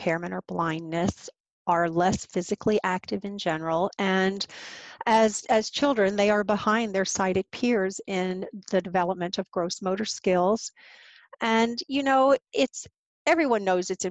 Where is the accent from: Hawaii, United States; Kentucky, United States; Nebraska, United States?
Kentucky, United States; Louisville; moved away as an adult; also born or lived in Boston / Chicago / Vermont / Rhode Island; I am originally from Louisville, the home of APH